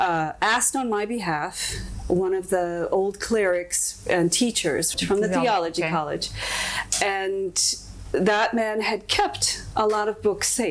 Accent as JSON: {"language": "English", "region": "Alaska", "country": "United States", "tie": "born or raised there", "also_born_or_lived": "Oregon / California / South Africa", "moved": "yes", "lives_now": "Hawaii, United States", "said": "I'm an Alaskan. I was born in Alaska, and, you know, in the early days, and that's where I'm from."}